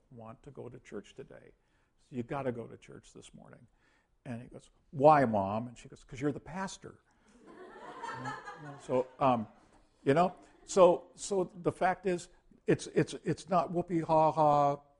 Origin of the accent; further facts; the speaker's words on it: United States; we used to do missionary work to the world as American Christians